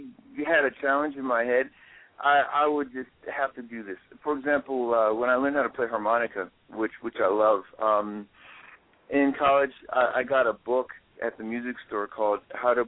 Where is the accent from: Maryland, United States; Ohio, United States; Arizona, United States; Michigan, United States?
Maryland, United States; Prince George's County; growing up in Prince George's County, Maryland